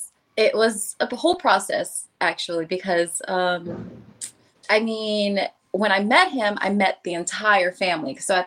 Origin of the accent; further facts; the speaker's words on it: Dallas, Texas, United States; also born or lived in Orlando / Atlanta; now in Los Angeles, United States; I grew up in Dallas, and then my family, we just like to move around. So we moved from Dallas to Orlando, Atlanta, and then I came here with my boyfriend at the time.